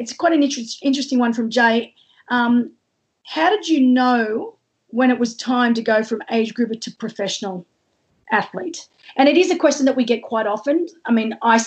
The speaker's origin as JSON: {"language": "English", "country": "Australia"}